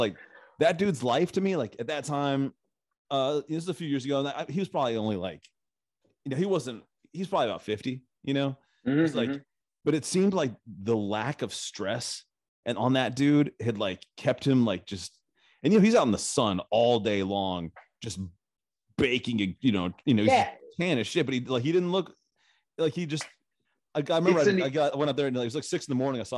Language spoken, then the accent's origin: English; Nashville, Tennessee, United States; also born or lived in Tucson, Arizona; I just say I grew up in Nashville